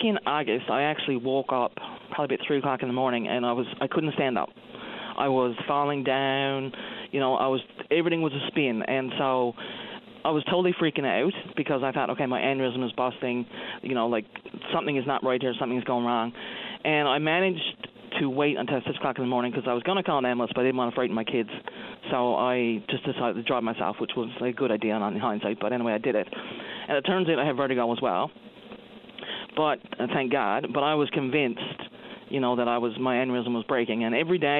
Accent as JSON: {"language": "English", "town": "Marystown", "region": "Newfoundland and Labrador", "country": "Canada", "said": "I'm from the Marystown area"}